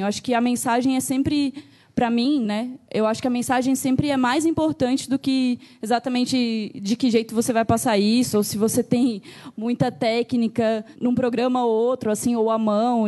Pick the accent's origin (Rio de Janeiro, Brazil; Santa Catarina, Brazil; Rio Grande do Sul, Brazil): Santa Catarina, Brazil; Joinville; moved away as an adult; now in São Paulo, Brazil; sou de Joinville, Santa Catarina mas estou morando aqui em São Paulo pela segunda